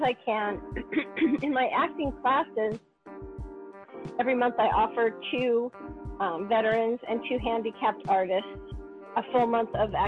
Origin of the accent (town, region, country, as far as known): New York, United States; born or raised there